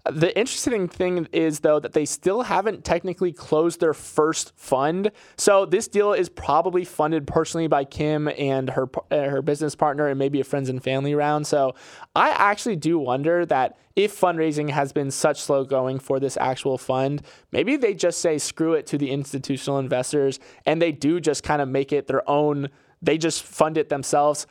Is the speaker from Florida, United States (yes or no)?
yes; Florida, United States; born or raised there